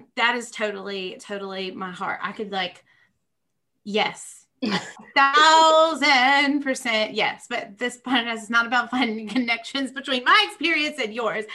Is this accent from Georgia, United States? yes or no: yes; Georgia, United States; also born or lived in Nashville, Tennessee; I'm from Georgia